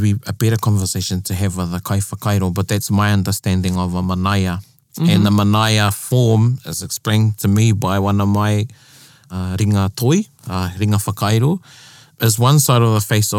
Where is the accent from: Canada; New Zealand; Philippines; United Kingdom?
New Zealand; I say I'm a Māori from Aotearoa. Yeah, I'm Māori.